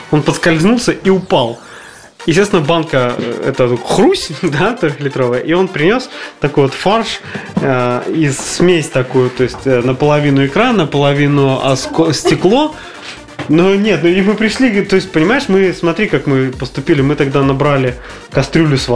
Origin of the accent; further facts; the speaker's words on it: Kamchatka Krai, Russia; Я тоже с Камчатки.